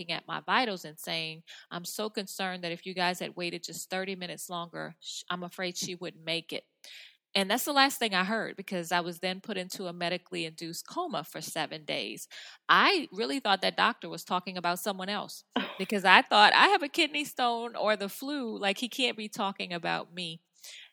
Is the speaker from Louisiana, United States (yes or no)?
yes; New Orleans, Louisiana, United States; I'm from New Orleans area